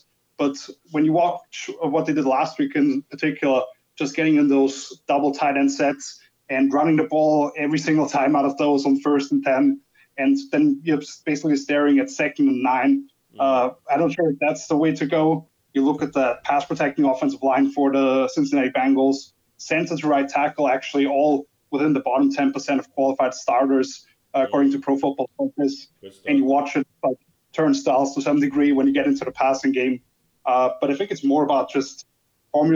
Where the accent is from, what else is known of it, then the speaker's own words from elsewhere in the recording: Austria; I'm from Austria, good half an hour away from Vienna